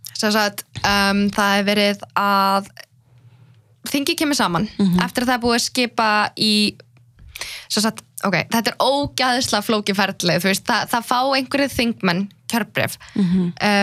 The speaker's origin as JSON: {"language": "Icelandic", "country": "Iceland", "tie": "born or raised there", "also_born_or_lived": "Iraqi Kurdistan", "said": "ég fættist hér"}